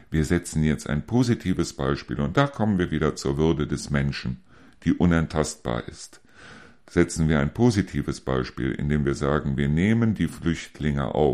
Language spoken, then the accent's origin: German; Neuss, North Rhine-Westphalia, Germany; Ich persönlich komme aus Neuss, ich komme aus Neuss-Reuschenberg.